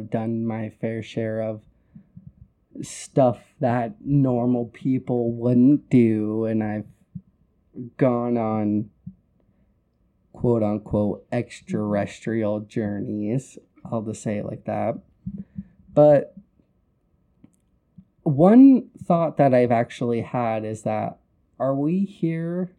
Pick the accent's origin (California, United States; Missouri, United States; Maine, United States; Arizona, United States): Arizona, United States; I'm from Arizona